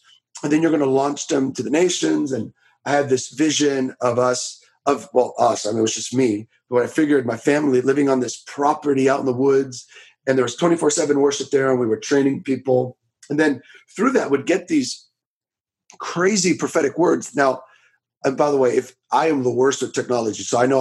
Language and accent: English; Miami, Florida, United States; I'm from Florida, from a little town called Miami. Some of you might have heard of it. Born and raised